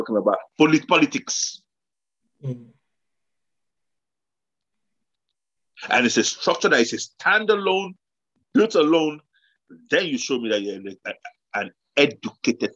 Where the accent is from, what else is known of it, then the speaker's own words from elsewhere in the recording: Nigeria; moved away; also born or lived in London, United Kingdom; I came from Nigeria